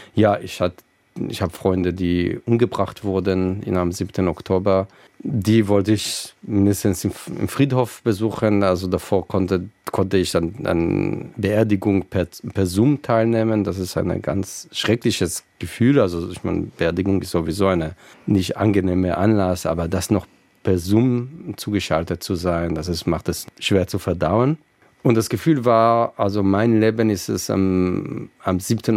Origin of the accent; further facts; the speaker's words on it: Israel; moved away; Ich bin äh, in Israel aufgewachsen